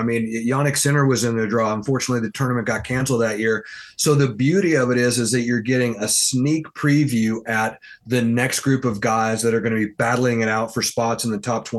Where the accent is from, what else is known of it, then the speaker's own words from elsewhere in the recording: Houston, Texas, United States; I grew up in Houston, Texas